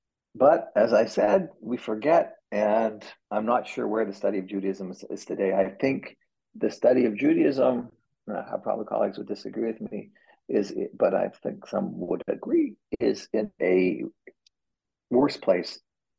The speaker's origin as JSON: {"language": "English", "country": "Canada", "lives_now": "United States", "said": "And I think as a Canadian expat in America, I think I've also, I move to Americans talk about their history so much, I think I've become increasingly interested in Canadian history."}